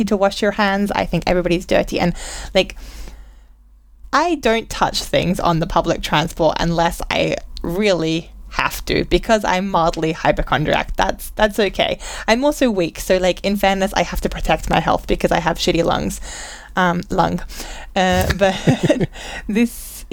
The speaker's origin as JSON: {"language": "English", "country": "Australia", "said": "We're both Australian"}